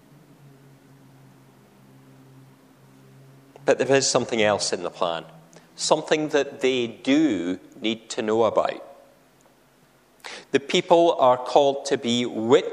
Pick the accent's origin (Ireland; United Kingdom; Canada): United Kingdom; a town near the Scottish-English border, Scotland; I say that coming from a town that's close to a border. And I'm proud of which side of the border I was born on